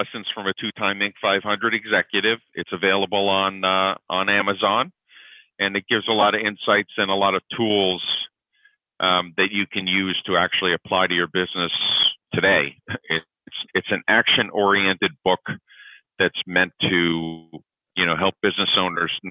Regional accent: Connecticut, United States; moved away as an adult; also born or lived in New York; now in Atlanta, United States; I'm originally from New York. I grew up in Connecticut

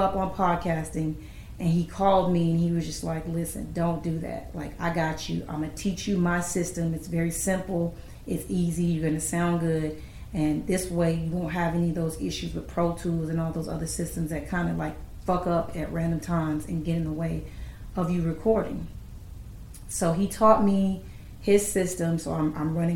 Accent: Los Angeles, California, United States; moved away; my hometown

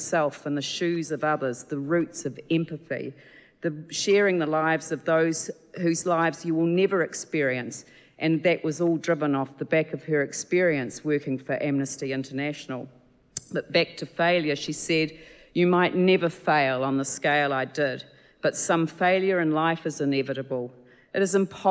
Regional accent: Christchurch, Canterbury, New Zealand; born and raised in Christchurch

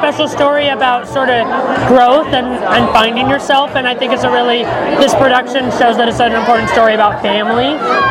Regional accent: Northern California, United States; moved away as an adult; now in New York, United States; This is my first time working at La Mirada, so I'm really thrilled to be here. I grew up in Northern California, but I've lived in New York for almost 14 years

